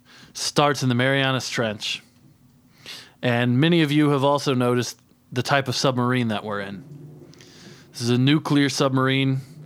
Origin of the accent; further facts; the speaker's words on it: Brooklyn, Indiana, United States; Brooklyn, Indiana.